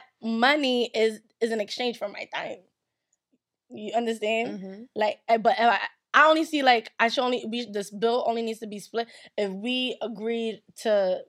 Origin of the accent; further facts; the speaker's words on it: Nigeria; I'm Nigerian. If I don't have that, I think I'm going to have to, like, die.